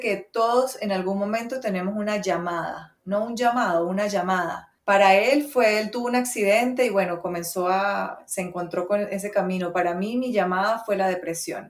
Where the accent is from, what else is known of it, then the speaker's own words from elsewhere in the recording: Venezuela; yo soy venezolana, ¿verdad? Crecí en Venezuela